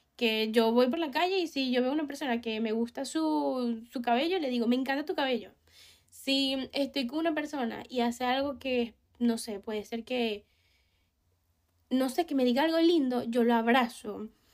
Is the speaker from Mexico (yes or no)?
no; Venezuela; Yo sé que yo soy una persona venezolana